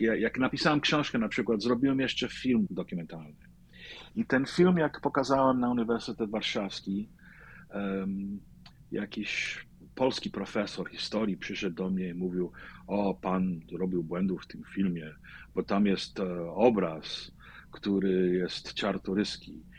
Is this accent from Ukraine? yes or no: no; New York City, New York, United States; ja się urodziłem w Brooklynie, e, w polskiej dzielnicy Greenpoint